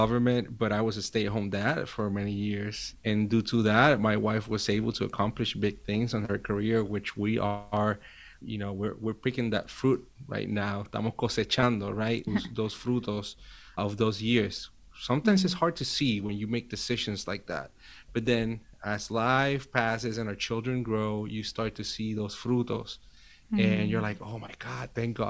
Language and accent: English; Puerto Rico; moved away as an adult; now in Virginia, United States; I was born and raised in Puerto Rico. Now I live in the U.S. 10 years ago